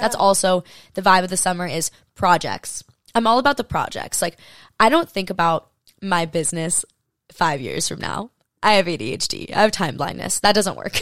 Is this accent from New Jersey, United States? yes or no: no; Hawaii, United States; also born or lived in Maui; I grew up in Hawaii.